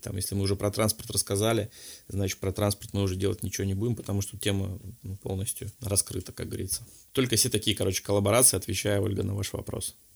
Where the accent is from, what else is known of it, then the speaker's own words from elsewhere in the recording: Vladivostok, Primorsky Krai, Russia; moved away; я вообще сам из Владивостока